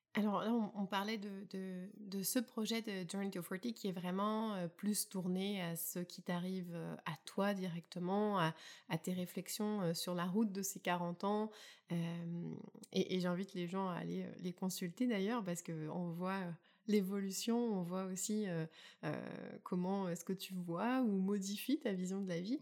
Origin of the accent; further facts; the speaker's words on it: Burgundy, Bourgogne-Franche-Comté, France; moved away as an adult; also born or lived in Champagne; now in Prince Edward Island, Canada; suis née en Champagne et que j'ai grandi en Bourgogne